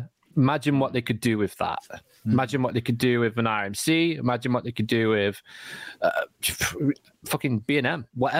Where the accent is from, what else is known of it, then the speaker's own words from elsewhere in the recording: United Kingdom; because we're British.